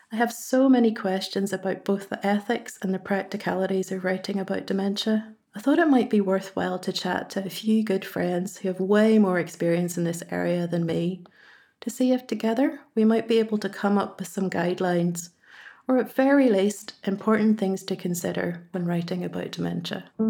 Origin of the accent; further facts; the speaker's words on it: Ballymena, Northern Ireland, United Kingdom; accent: Ballymena; you'll have to make do with my Ballymena accent